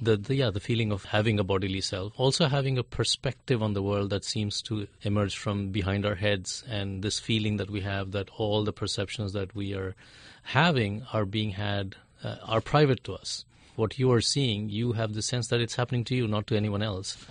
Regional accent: India; I'm from India

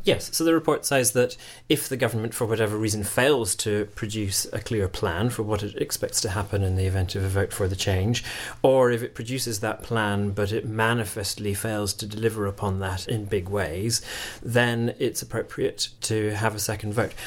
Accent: Scotland, United Kingdom; moved away; I'm, I'm originally from Scotland

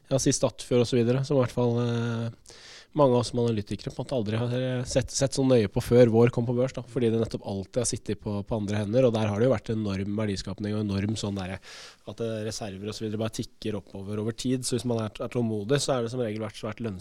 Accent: Norway

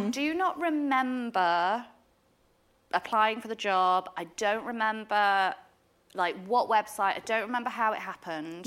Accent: Yorkshire and the Humber, United Kingdom; also born or lived in Derbyshire; I'm from Derbyshire. I grew up in Yorkshire

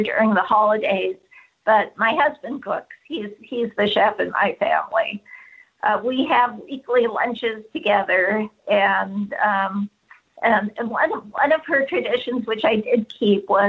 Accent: California, United States; moved away as an adult; also born or lived in Washington, D.C.; as a Californian

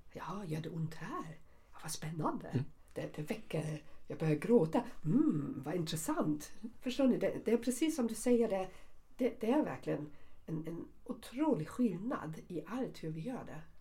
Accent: Germany; accent: German; Swedish is a second language; now in Sweden; min tyska uttal eller min tyskhet

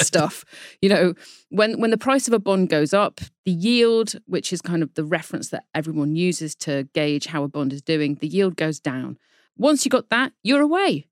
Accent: United Kingdom; accent: British; you can probably tell from my accent that I am a Brit

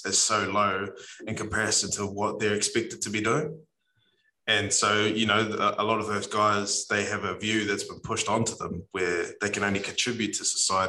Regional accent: New Zealand; us as Kiwi men

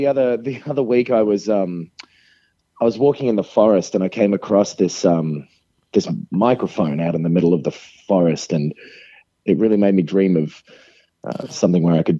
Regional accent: Kyoto, Japan; because I'm on a business trip at the moment outside of my hometown of Kyoto

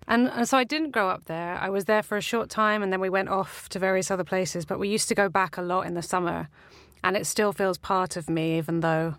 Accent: Whitby, Yorkshire and the Humber, United Kingdom; also born or lived in Staithes; I was born in Whitby in Yorkshire, and the maternity ward is gone now. So you can't be born there now, but I was.

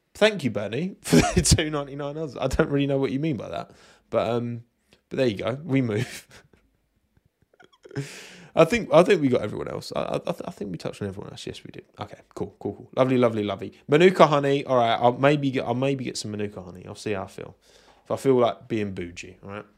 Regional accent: United Kingdom; I'm British.

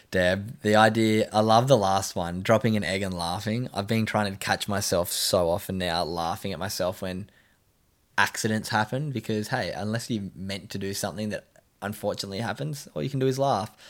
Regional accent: Scotland, United Kingdom; I'm originally from Scotland

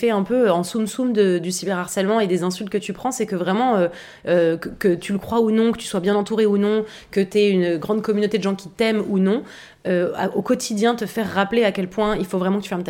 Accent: Paris, Île-de-France, France; J'ai grandi à Paris, j'étais une adolescente, euh, j'étais un peu une loose girl, vraiment.

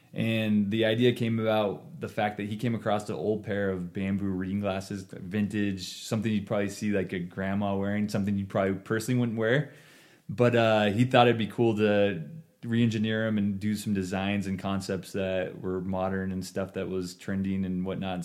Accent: Ontario, Oregon, United States; moved away as an adult; now in Boise, United States; I grew up in Ontario, Oregon, which is essentially a border town of Idaho and Oregon.

